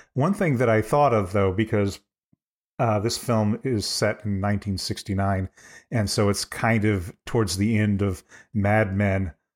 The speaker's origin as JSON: {"language": "English", "town": "Eureka", "region": "Illinois", "country": "United States", "tie": "born or raised there", "said": "my hometown of Eureka, Illinois"}